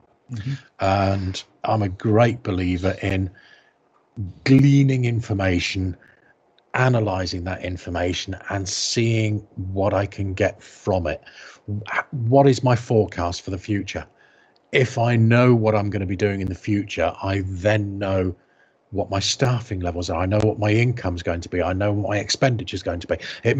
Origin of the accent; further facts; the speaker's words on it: South West England, United Kingdom; born there; My dad was in the army when I was born. I was born in Dorset, but my mum is from Yorkshire.